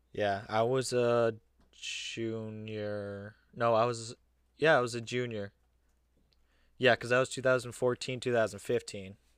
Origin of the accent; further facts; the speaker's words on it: Massachusetts, United States; we come from Mass